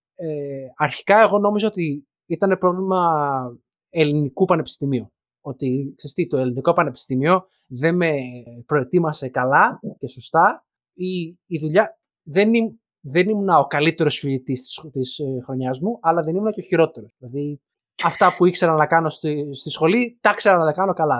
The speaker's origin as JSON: {"language": "Greek", "country": "Greece", "tie": "born or raised there", "moved": "as an adult", "said": "δεν πάβει το γεγονό ότι μεγαλώσαμε κυρίω στην Ελλάδα."}